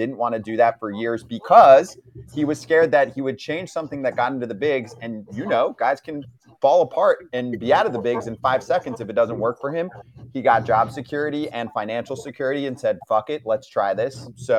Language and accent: English; New Jersey, United States; because I'm from Jersey.